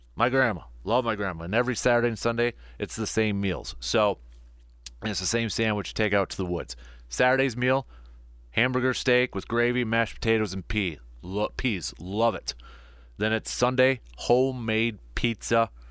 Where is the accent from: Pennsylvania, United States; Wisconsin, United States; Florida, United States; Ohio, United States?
Wisconsin, United States; Medford; my hometown of Medford